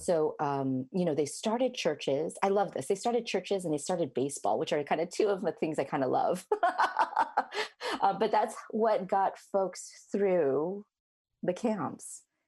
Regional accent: Chicago, Illinois, United States; moved away as an adult; I was born in, uh, Chicago, Illinois, so I'm a Midwesterner, uh, at heart

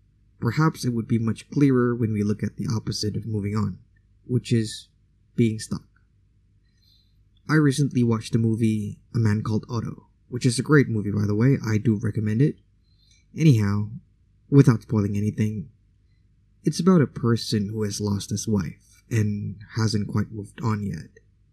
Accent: Indonesia; first language Indonesian; English is a second language; it was still in my mother tongue, aka Indonesian language

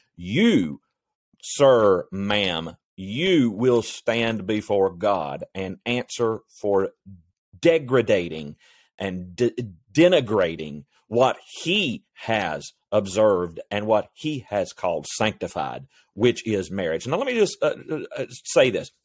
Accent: North Carolina, United States; my home state of North Carolina

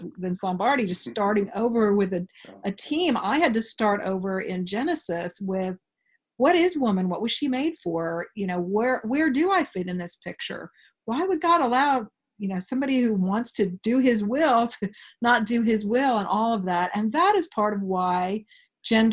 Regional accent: Oregon, United States; Fourth of five kids, born and bred in Oregon. I'm a fifth generation Oregonian

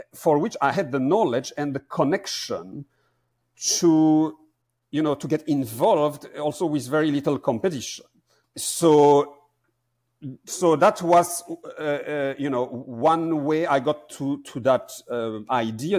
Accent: Belgium; born or raised there; moved away as an adult; also born or lived in Amsterdam, Netherlands

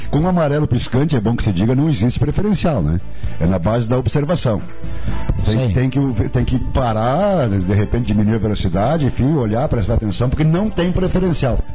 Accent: Cerro Alegre Baixo, Rio Grande do Sul, Brazil; moved away; also born or lived in Encantado / Guaporé; eu jamais vou esquecer do Cerro Alegre Baixo, onde eu nasci

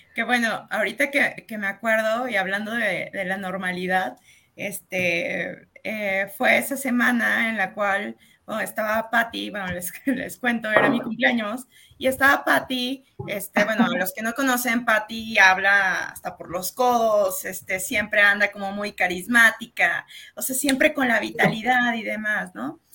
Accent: San Luis Potosí, Mexico; aquí nosotros somos de San Luis Potosí

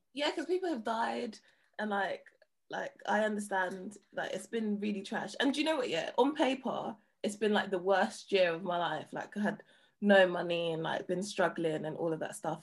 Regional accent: London, United Kingdom; I'm I'm from an estate in it. Like I'm from Hackney.

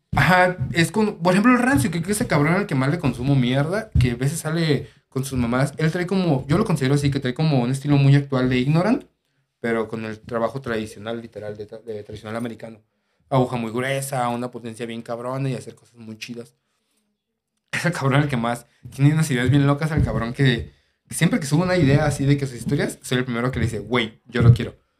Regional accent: Guadalajara, Jalisco, Mexico; yo que soy de aquí de Guadalajara

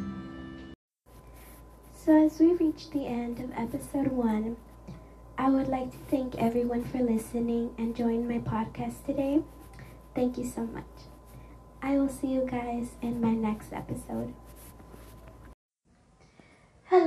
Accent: Dallas, Texas, United States; I have grew up in the city of Dallas, and it's my hometown. I was also born in Parkland Hospital in downtown Dallas

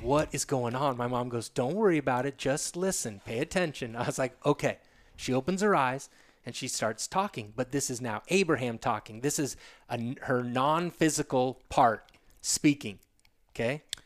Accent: Sedona, Arizona, United States; also born or lived in Agoura Hills, California / Woodland Hills, California / Flagstaff, Arizona; at ten years o-, of age, we moved to Sedona from Agora Hills, Woodland Hills area

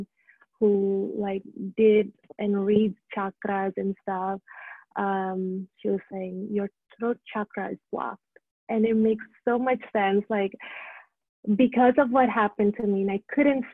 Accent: Indonesia; moved away; So I went back to Indonesia, where I'm from

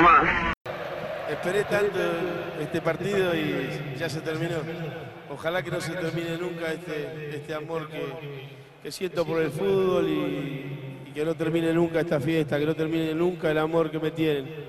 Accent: Argentina; now in Spain; quiero estar en mi tierra

